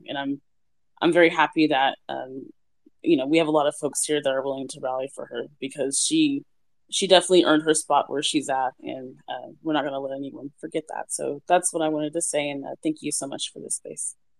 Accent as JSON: {"language": "English", "town": "Kansas City", "country": "United States", "tie": "born or raised there", "said": "my hometown guys, the Chiefs"}